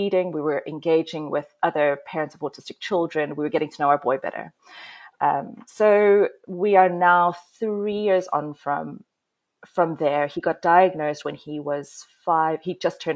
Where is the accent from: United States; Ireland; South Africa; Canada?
South Africa; moved away as an adult; now in United Kingdom; So I am South African, living in the UK. I followed my partner here about 10 years ago.